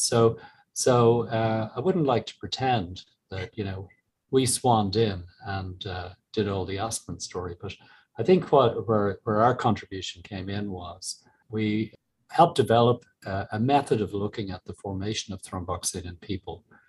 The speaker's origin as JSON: {"language": "English", "country": "Ireland", "also_born_or_lived": "Galway", "moved": "as an adult", "said": "as Irish people"}